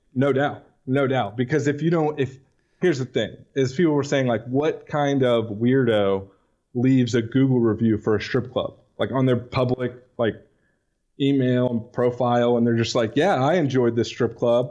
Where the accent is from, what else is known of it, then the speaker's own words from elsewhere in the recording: Houston, Texas, United States; I'm from Houston